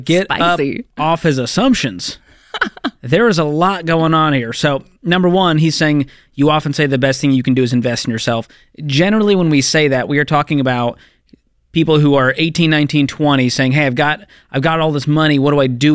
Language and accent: English; Northeast, United States; I grew up in the Northeast